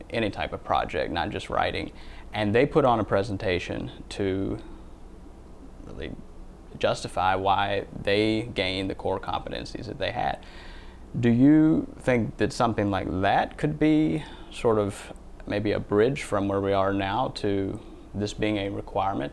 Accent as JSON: {"language": "English", "town": "Louisville", "region": "Kentucky", "country": "United States", "tie": "born or raised there", "said": "my hometown of Louisville, Kentucky"}